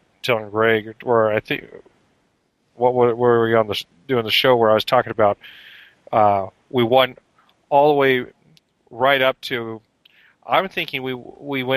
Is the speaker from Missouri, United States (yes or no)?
no; around Disneyland, California, United States; growing up around Disneyland